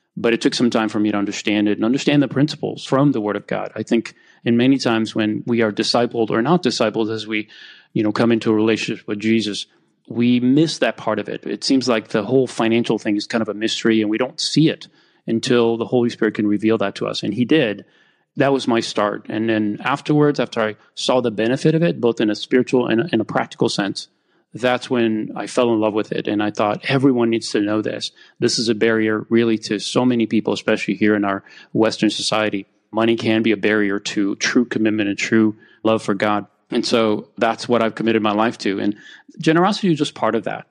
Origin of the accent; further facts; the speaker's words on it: Romania; now in United States; I grew up in Romania while I was still under communism